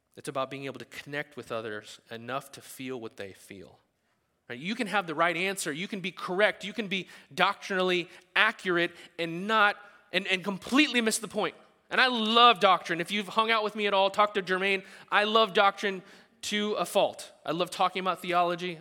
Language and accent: English; the South, United States; we're from the South